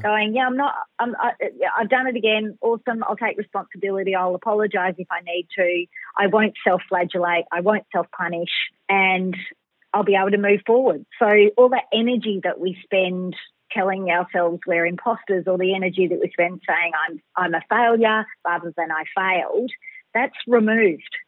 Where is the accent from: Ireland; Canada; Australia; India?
Australia; Melbourne, Victoria; I'm a Bayside chick, a Melbourne girl. So I was born in Melbourne City, but I've pretty much lived by the water the whole time.